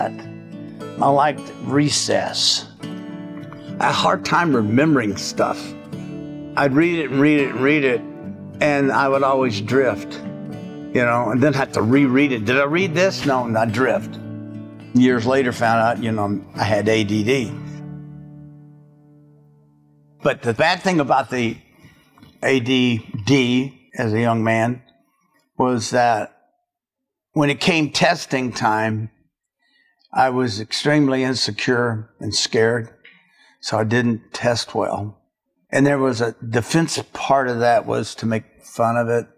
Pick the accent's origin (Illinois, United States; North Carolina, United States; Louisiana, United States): Louisiana, United States; Shreveport; I'm from Shreveport, Louisiana, raised there